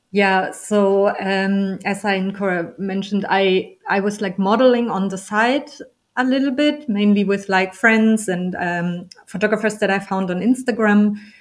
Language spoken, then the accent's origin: English; Germany; also born or lived in Berlin; I'm from Germany and I'm in Berlin for about 10 years.